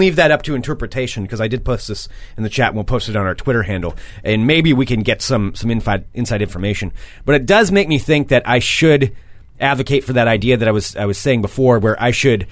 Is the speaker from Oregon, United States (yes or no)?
yes; Monmouth, Oregon, United States; I did grow up on a gravel road